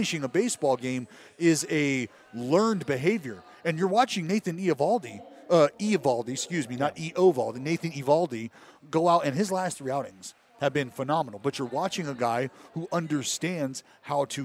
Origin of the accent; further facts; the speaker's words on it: Stockton, California, United States; also born or lived in Sacramento / Oakland; growing up in Stockton, going to junior college in Sacramento, eventually making my way back to Oakland